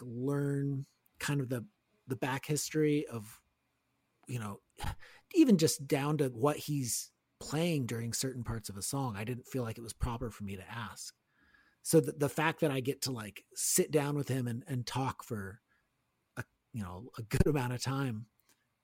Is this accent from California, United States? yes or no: yes; Gilroy, California, United States; how we grew up down in Gilroy